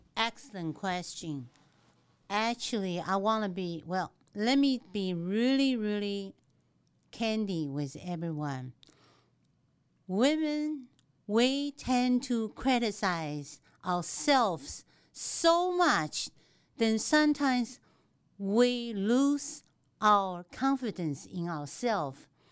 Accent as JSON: {"language": "English", "country": "Taiwan", "tie": "born or raised there", "also_born_or_lived": "Dallas area, Texas", "second_language": "English", "moved": "as an adult", "lives_now": "Texas, United States", "said": "I was born and raised in Taiwan, and I came to this country at the age of twenty-four"}